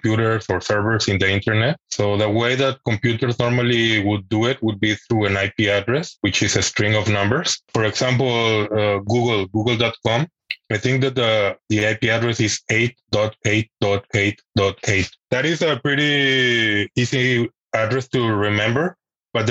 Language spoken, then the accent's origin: English; Mexico; moved away as an adult; now in Switzerland; I am originally from Mexico